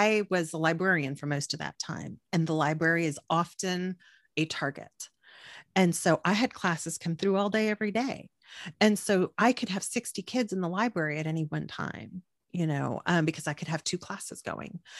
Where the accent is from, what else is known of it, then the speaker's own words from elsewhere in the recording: Corpus Christi, Texas, United States; I'm from Corpus Christi, which is 350,000 people